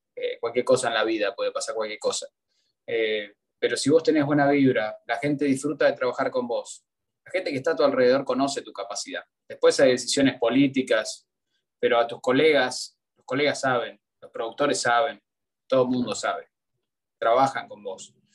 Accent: Argentina; born or raised there; moved away as an adult; also born or lived in United States; now in Miami, United States

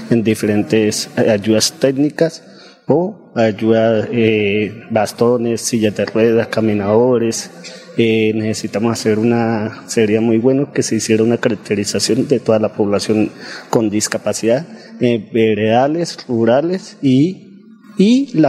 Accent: Piedecuesta, Santander, Colombia; Soy de Piecuesta, Santander.

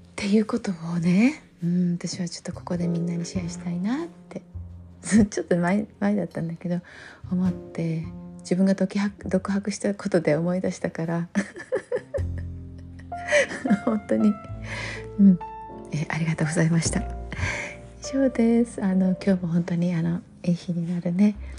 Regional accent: Japan; 日本人に生まれて

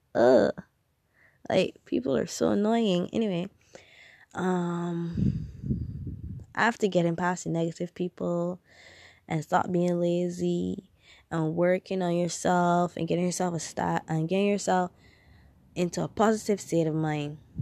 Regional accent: Barbados; I'm from Barbados, um, we have primary school, secondary school, then tertiary education

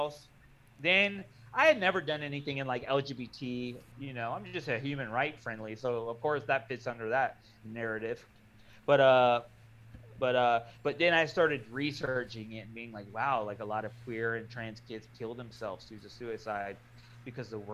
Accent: Florida, United States; I'm from Florida, and in Florida, we don't really have churches in communities

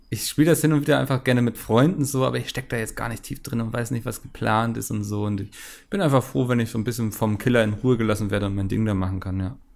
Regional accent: Bochum, North Rhine-Westphalia, Germany; born there; Ich als gebürtiger Bochumer fühle mich natürlich sofort getriggert

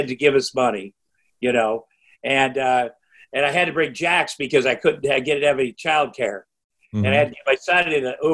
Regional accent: Iowa, United States; growing up in Iowa. I have 4 younger brothers. We grew up on a farm

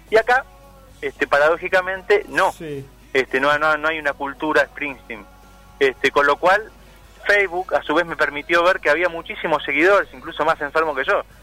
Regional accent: Argentina

